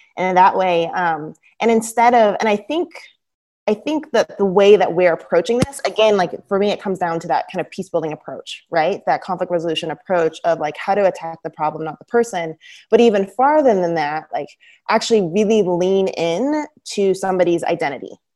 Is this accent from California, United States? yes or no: no; Southern Oregon, United States; growing up in Southern Oregon